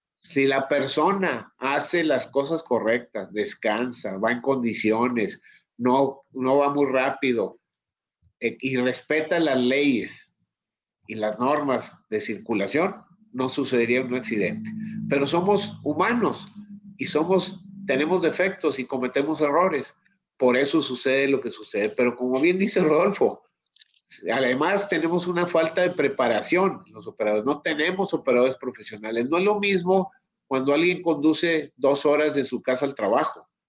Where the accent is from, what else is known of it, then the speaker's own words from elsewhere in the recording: Mexico; como mexicano